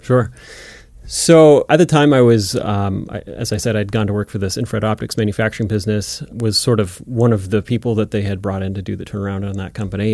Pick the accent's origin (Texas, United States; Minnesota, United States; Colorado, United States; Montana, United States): Montana, United States; Florence; I grew up in Florence, Montana, which is a little town in the Bitterroot Valley